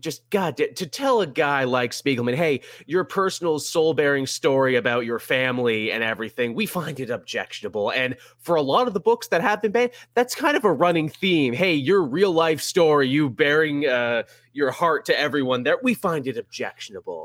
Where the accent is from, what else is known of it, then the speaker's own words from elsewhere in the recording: Canada; me as a Canadian